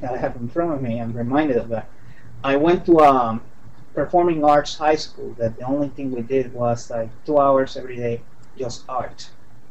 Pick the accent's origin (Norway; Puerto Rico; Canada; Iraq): Puerto Rico; San Juan; now in Washington, D.C., United States; I'm from San Juan, Puerto Rico, and I am a freelance illustrator here in the Washington, D.C. area